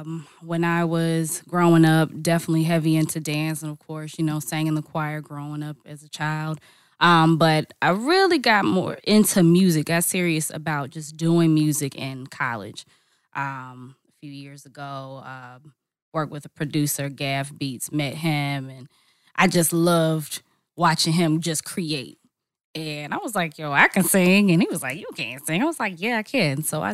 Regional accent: Charlotte, North Carolina, United States; now in Atlanta, United States; I'm originally from Charlotte, North Carolina, or by way of Charlotte, North Carolina. But I've been in Atlanta for a while.

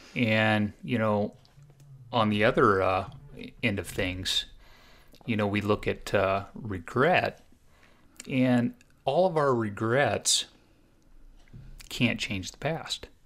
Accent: Southern Oregon, United States; I grew up in Southern Oregon, and so about eighty miles south of Eugene

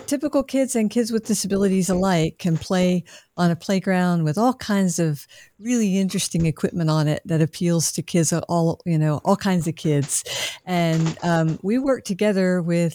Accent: Augusta, Georgia, United States; I was born and raised in Augusta

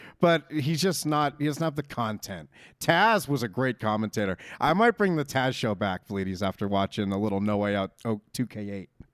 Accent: Northeast, United States; we're from the Northeast

